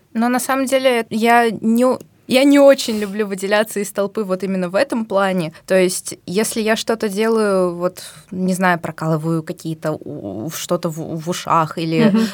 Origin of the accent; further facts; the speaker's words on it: Tashkent, Uzbekistan; moved away as an adult; now in Moscow, Russia; Я из Узбекистана родилась и жила практически всю жизнь в Ташкенте